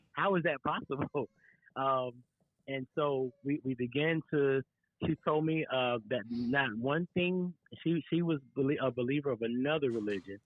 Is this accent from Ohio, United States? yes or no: no; Florence, South Carolina, United States; we both are from South Carolina.